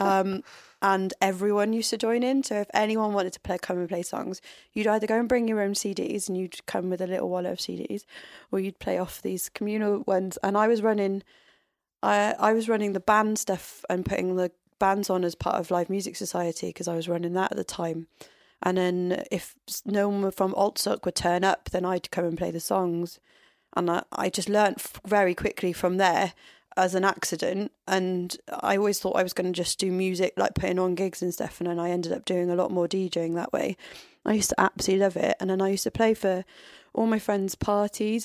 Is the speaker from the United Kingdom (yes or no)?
yes; Tenby, Wales, United Kingdom; I grew up in Tenby, which is a tourist town.